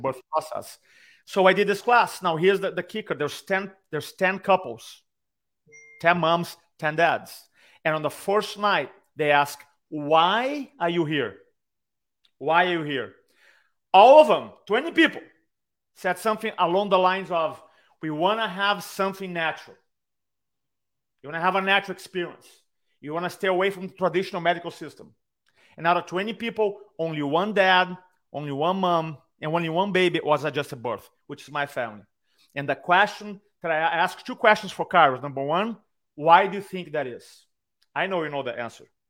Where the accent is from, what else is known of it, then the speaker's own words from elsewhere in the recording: Brazil; accent: Brazilian; English is a second language; I have a Brazilian accent